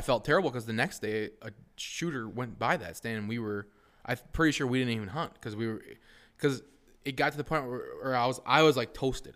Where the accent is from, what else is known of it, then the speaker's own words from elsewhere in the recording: Wausau, Wisconsin, United States; I came from Wausau West